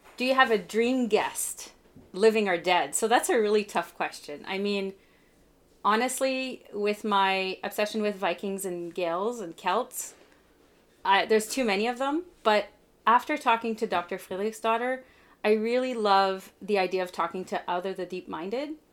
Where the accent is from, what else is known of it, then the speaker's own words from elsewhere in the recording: Canada; I'm Canadian